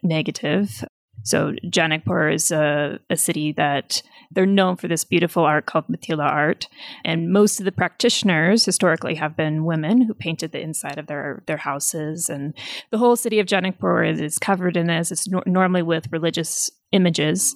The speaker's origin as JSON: {"language": "English", "country": "United States", "moved": "yes", "lives_now": "Nepal", "said": "as an American, as a foreigner"}